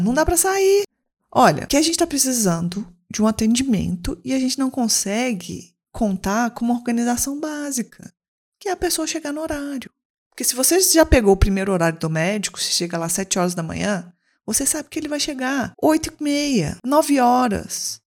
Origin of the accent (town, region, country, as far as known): Belo Horizonte, Minas Gerais, Brazil